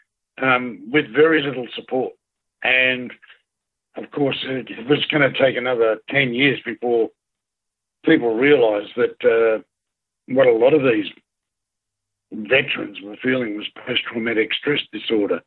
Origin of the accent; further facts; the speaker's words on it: Australia; as Australian veterans